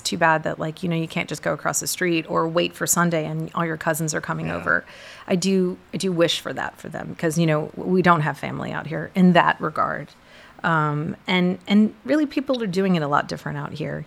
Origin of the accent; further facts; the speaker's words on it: Portland, Texas, United States; first language English; now in Richmond, United States; I grew up in a small town. Well, I was in seventh grade in Portland, Texas.